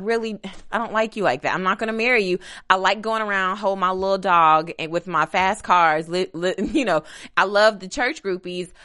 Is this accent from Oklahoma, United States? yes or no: no; Kentucky, United States; I'm, I'm from Kentucky, which is, is considered Midwest